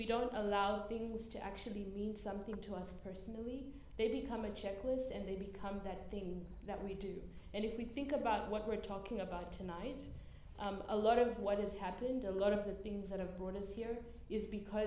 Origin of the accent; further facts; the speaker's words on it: Zimbabwe; now in Australia; I was born in Zimbabwe